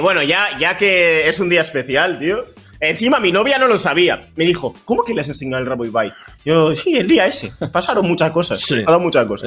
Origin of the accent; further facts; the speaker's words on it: Bilbao, Basque Country, Spain; also born or lived in Equatorial Guinea; yo vine con dos años